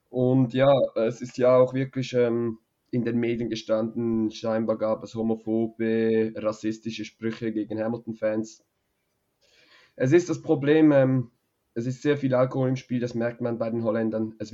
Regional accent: Switzerland; als Schweizer, genau

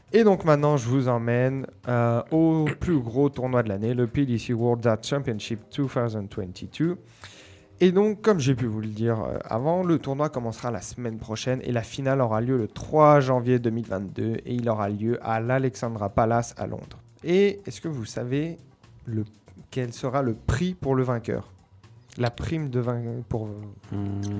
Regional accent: Mont Jura, Auvergne-Rhône-Alpes, France; je suis un enfant du Jura, enfin du Mont Jura

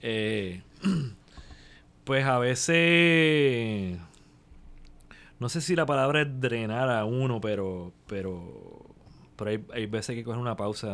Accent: Puerto Rico; somos como puertorriqueños

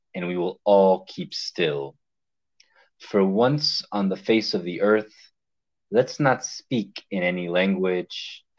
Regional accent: Miami, Florida, United States; also born or lived in Hialeah, Florida; now in New Orleans, United States; me being of Cuban descent and growing up in Miami, Florida, for being born in Hialeah

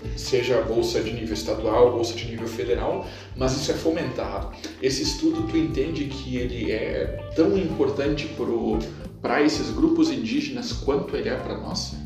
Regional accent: Santo Cristo, Rio Grande do Sul, Brazil; Eu venho do município de Santo Cristo, do outro lado do Rio Grande do Sul, ela é predominantemente alemã

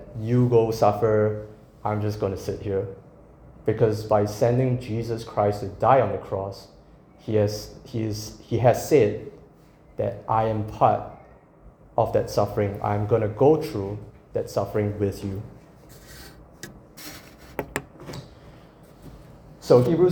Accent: Singapore; moved away; I'm from Singapore

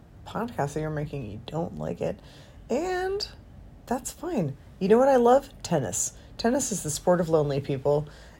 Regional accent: Canada; and I am a Canadian.

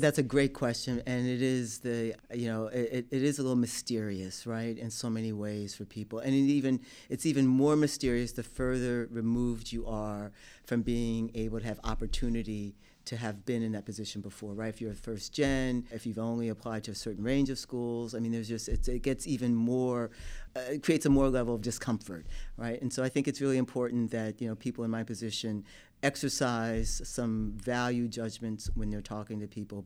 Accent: Newark, New Jersey, United States; also born or lived in New York City; I grew up in Newark, New Jersey.

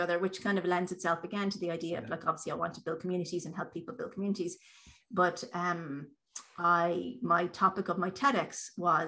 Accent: Drogheda, Leinster, Ireland; I'm from Drogheda

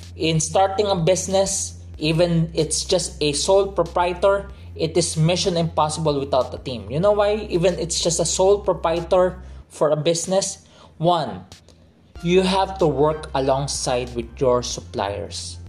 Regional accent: Philippines; I am a Filipino, because I grew up here. I am a Filipino citizen, but I grew up in a Chinese culture in a Filipino setting

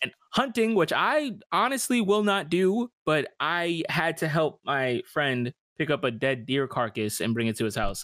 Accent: New York City, New York, United States; also born or lived in Westchester, New York; now in Florida, United States; I'm from New York, and in New York, we, we move around a lot

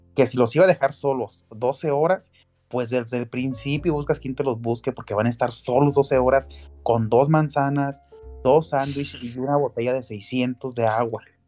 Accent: Mexico; como mexicanos

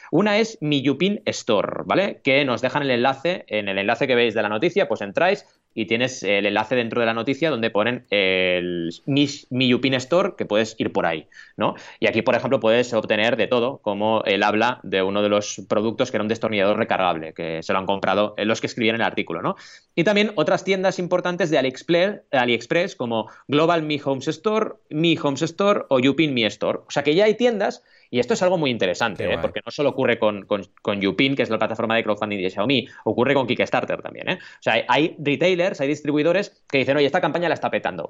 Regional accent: Catalonia, Spain; also born or lived in Argentina; nací en Argentina, ¿vale? Y, llegué aquí a los ocho años y digo catalanadas

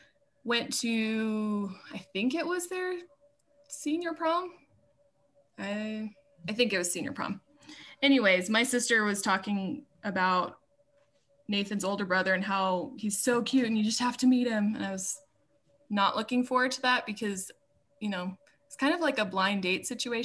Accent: Idaho, United States; born there; now in Laramie, United States; I was born in Idaho, and I have four siblings. I'm the oldest of the siblings. I have two sisters and a brother. I grew up in all kinds of places. I moved around a bunch growing up.

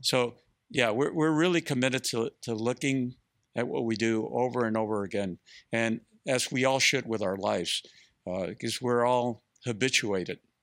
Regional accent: Mexico; now in Austin, United States; I come from Mexico, from a, a, a entrepreneur family

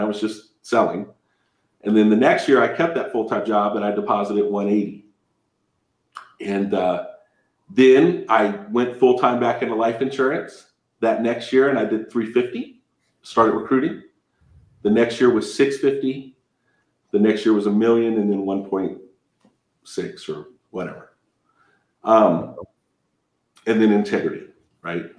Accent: Southern California, United States; also born or lived in Victorville, California; I'm from Southern California. I, I live in Victorville.

